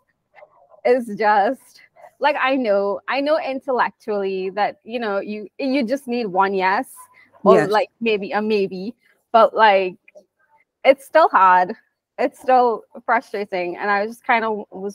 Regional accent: Trinidad & Tobago; I'm from Trinidad

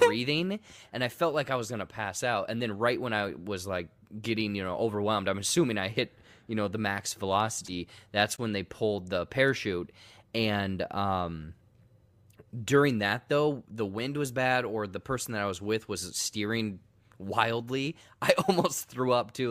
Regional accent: United States; I'm American

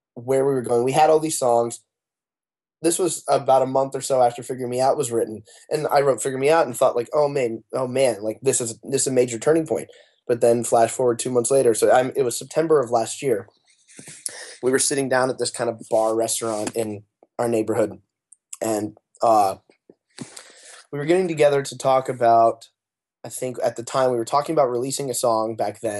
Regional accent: Arizona, United States; moved away as an adult; now in Los Angeles, United States; I've lived in L A, we're a band from Arizona, but I've lived in L A for the last four years

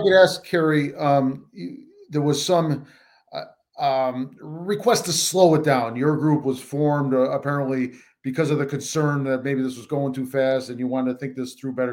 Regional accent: Buffalo, New York, United States; moved away; I'm from Buffalo

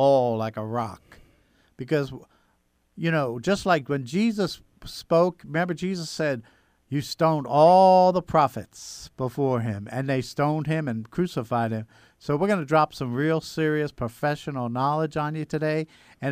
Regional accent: Yonkers, New York, United States; moved away as an adult; also born or lived in Long Island, New York / California; we moved from Long Island to Yonkers

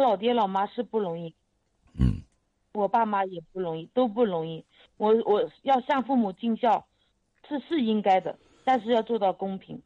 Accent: Gaoyou, Jiangsu, China; now in Yangzhou, China; 我的老家在高邮，我们现在在扬州

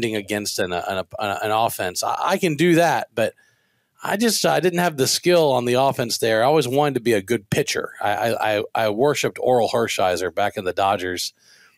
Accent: Baton Rouge, Louisiana, United States; now in Texas, United States; I'm from Baton Rouge

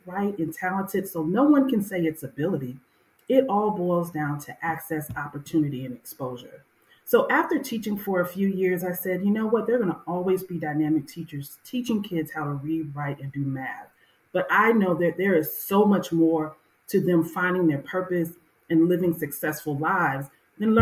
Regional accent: Miami, Florida, United States; growing up in Miami, Florida, it was called unincorporated Dade County back then.

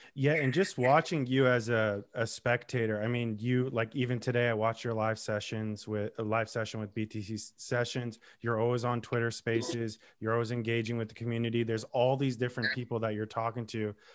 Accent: Lebanon; I'm Lebanese Armenian

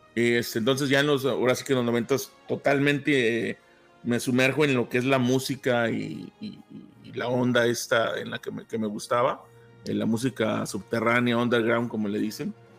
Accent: Tampico, Tamaulipas, Mexico; now in Arlington, United States; México, de donde soy yo, soy Tampico Madero, de la zona del sur de Tamaulipas

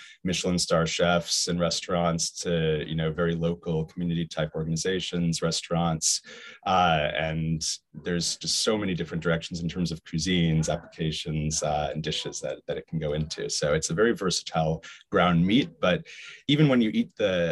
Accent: Hong Kong; growing up in Hong Kong

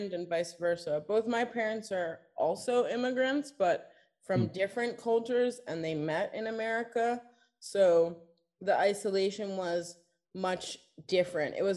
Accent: New York, United States; now in Rome, Italy; I was raised by predominantly in New York, my mother and like a group of her gay friends

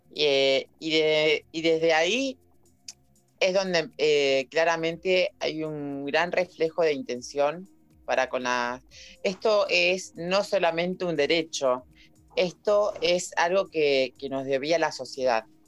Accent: La Plata, Buenos Aires Province, Argentina; yo soy de La Plata

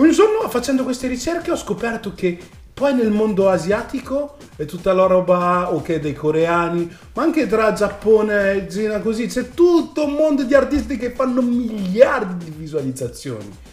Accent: Italy; also born or lived in United States; io comunque sono cresciuto qua in Italia

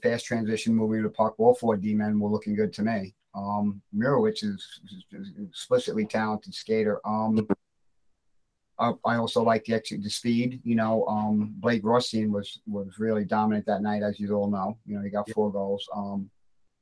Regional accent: New York City, New York, United States; I grew up in the Bronx, basically on the cornerstone of the South Bronx

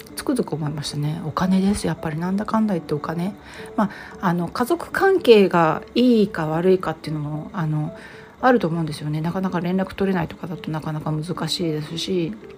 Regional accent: Japan; now in United States; 一人でわざわざアメリカから日本に来て一人でその誇り臭い老朽化した実家に入って

